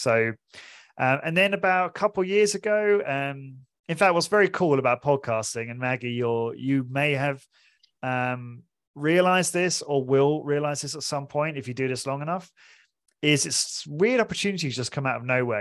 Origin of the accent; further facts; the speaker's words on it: Portsmouth, South East England, United Kingdom; moved away as an adult; also born or lived in London; I'm originally from, I'm British, I'm from Portsmouth, small city in England.